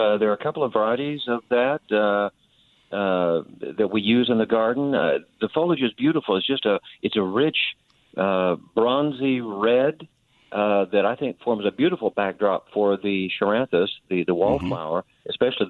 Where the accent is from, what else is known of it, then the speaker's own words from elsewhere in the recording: Tulsa, Oklahoma, United States; In Tulsa.